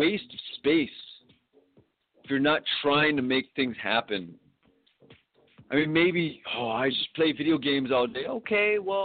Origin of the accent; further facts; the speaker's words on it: United States; we got some good things going on in America